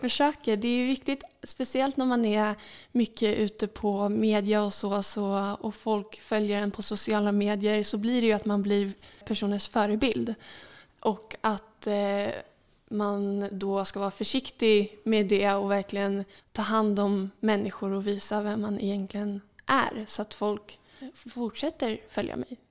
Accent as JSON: {"language": "Swedish", "town": "Saltsjöbaden", "region": "Stockholm County", "country": "Sweden", "tie": "born or raised there", "said": "i min uppväxt här i Saltsjöbaden"}